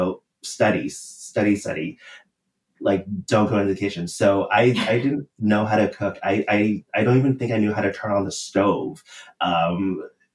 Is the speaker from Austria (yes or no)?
no; Canada; I did eat Kraft mac and cheese growing up